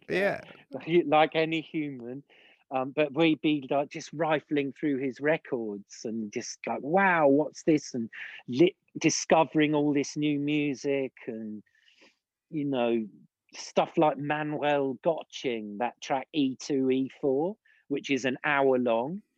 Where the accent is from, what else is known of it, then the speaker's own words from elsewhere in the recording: Lyndhurst, South East England, United Kingdom; now in Austria; I grew up in I was born in the village of Lyndhurst